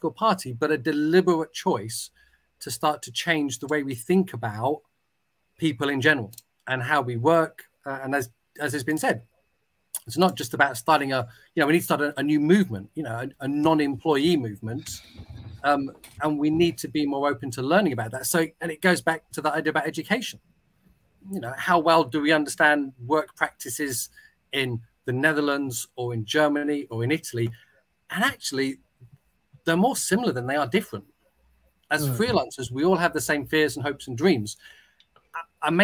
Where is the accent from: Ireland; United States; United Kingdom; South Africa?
United Kingdom; I'm British, therefore, I don't really speak any other language